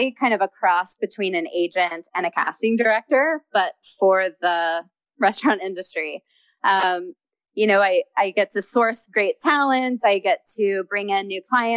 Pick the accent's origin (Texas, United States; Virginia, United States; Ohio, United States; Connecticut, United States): Texas, United States; Houston; moved away; also born or lived in Los Angeles, United States; I grew up in Houston, so I just know a lot of people in Texas